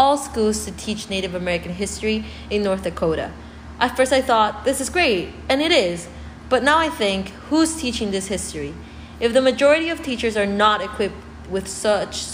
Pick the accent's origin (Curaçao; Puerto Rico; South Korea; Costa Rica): Costa Rica; moved away; growing up in Costa Rica